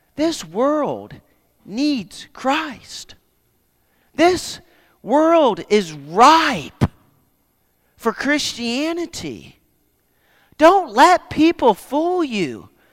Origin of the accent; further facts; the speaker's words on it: Nova Scotia, Canada; I grew up in Nova Scotia, Canada